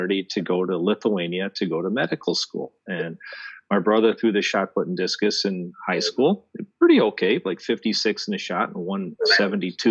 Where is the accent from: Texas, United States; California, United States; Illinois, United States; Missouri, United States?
Illinois, United States; outside of Chicago; I grew up outside of Chicago